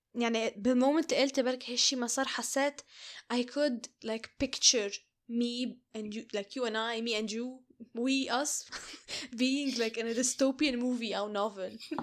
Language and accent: Arabic; Lebanon; moved away; بالبيت وبالعائلة وبلبنان